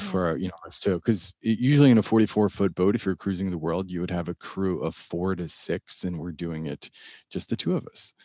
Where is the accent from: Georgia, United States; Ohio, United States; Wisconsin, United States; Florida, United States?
Florida, United States; Miami; I grew up in Miami